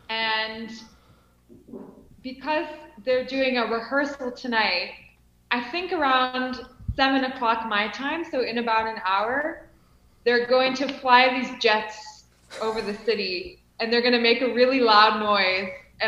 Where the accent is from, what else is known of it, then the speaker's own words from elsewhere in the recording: Illinois, United States; moved away as an adult; now in Cape Town, South Africa; Yes, I'm from Illinois.